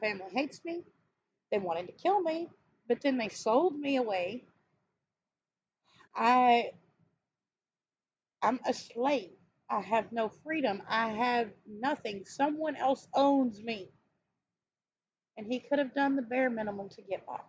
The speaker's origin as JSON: {"language": "English", "region": "the South", "country": "United States", "tie": "born or raised there", "said": "I grew up in the South. I'm still in the South, in Texas."}